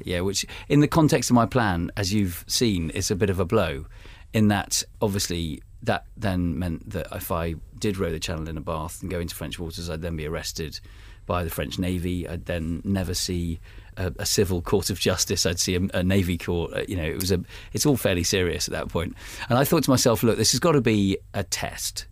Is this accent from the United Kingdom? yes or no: yes; United Kingdom; I'm British